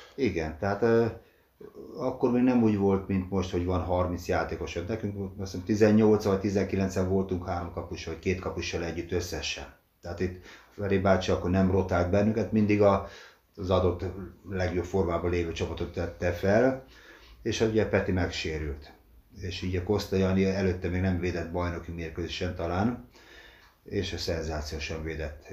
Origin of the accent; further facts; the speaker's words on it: Dorog, Komárom-Esztergom, Hungary; moved away as an adult; now in Székesfehérvár, Hungary; Dorogon születtem, ott lettem tízes koromtól igazolt játékos